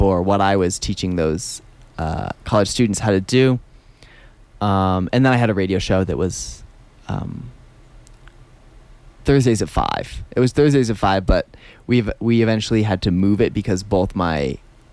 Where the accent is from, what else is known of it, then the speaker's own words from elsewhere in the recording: New Hampshire, United States; moved away as an adult; also born or lived in Williamstown, Massachusetts; now in Telluride, United States; I grew up in New Hampshire